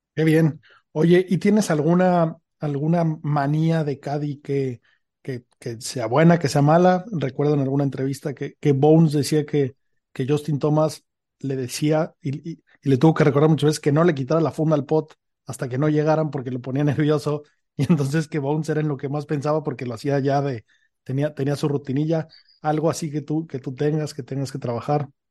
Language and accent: Spanish; Mexico; now in Madrid, Spain; estoy basado en Madrid, soy mexicano